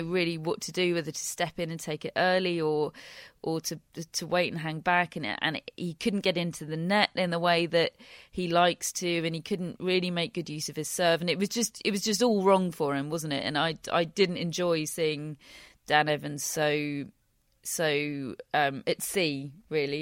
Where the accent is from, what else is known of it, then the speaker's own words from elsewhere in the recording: United Kingdom; being British